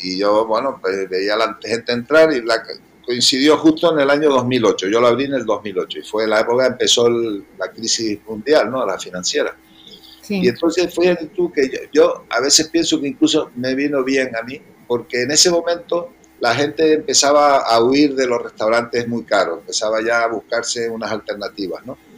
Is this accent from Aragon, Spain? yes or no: no; Canary Islands, Spain; accent: Canarian; moved away as an adult; also born or lived in Los Angeles / United States; now in Madrid, Spain; yo soy, como notarás por mi acento, que bueno, tú ya lo sabes, pero, que lo esté oyendo, yo soy canario